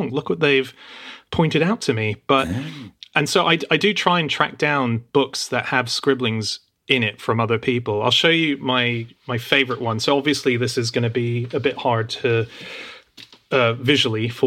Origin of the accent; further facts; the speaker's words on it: Australia; that even existed when I was growing up in Australia.